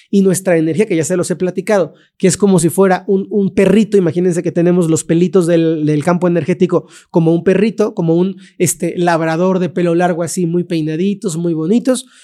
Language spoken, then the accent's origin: Spanish; Mexico; vivo en México, me crié en México